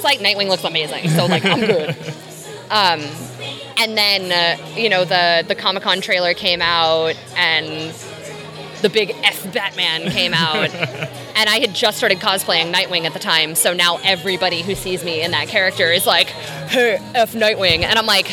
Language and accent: English; Texas, United States; accent: Southern; I grew up in Texas.